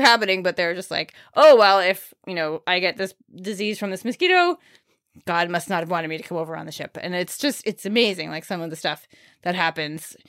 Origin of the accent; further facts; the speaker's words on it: York, Maine, United States; I literally grew up across the street from York's Wild Kingdom.